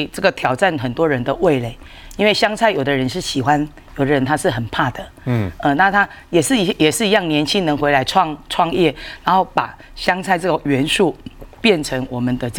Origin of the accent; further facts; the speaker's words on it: Changhua County, Taiwan; 那我们彰化人确实在外面工作的、读书的人真的非常的多。